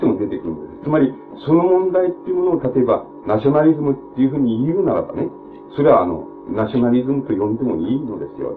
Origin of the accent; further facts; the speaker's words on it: Japan; 俺と同じように日本に生まれ育って